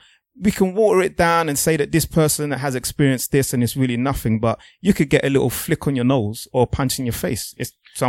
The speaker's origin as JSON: {"language": "English", "country": "Nigeria", "said": "I'm a black man first. I'm a Nigerian before anything else."}